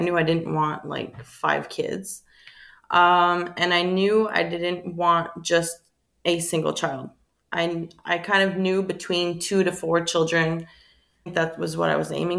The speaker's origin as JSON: {"language": "English", "town": "Cowansville", "region": "Quebec", "country": "Canada", "moved": "yes", "lives_now": "Waterloo, Canada", "said": "I'm from Cowansville, Brigham area. And right now I'm living in Waterloo."}